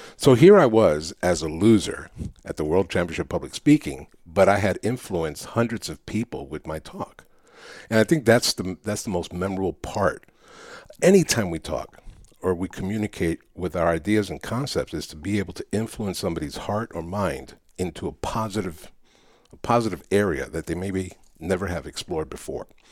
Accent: New York City, New York, United States; first language Spanish; English is a second language; I grew up in New York City

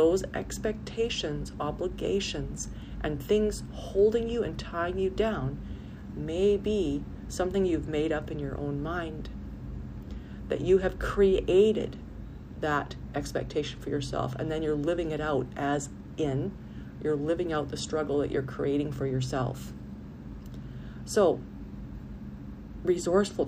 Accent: Canada; I had to live in my home country

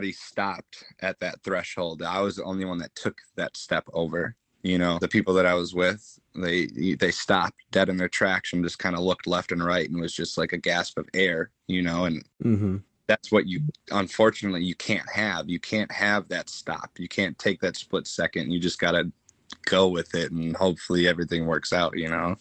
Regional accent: Bay Area, California, United States; moved away as an adult; also born or lived in Wisconsin / Pensacola, Florida; I was born in California, grew up in the Bay Area, the troubled life of living

